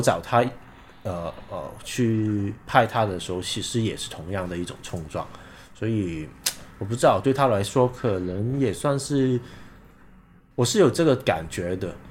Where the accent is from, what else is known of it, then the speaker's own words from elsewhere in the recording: Hong Kong; 我的家，因为我在这里出生，这里成长